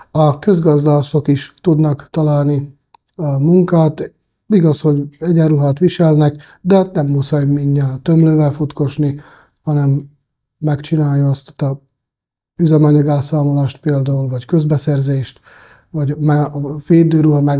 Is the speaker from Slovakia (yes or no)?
no; Český Krumlov, South Bohemian Region, Czechia; born there; A nagyon egyszerű a válasz, Csehországban születtem én is, és a bátyám is, és ilyen, ilyen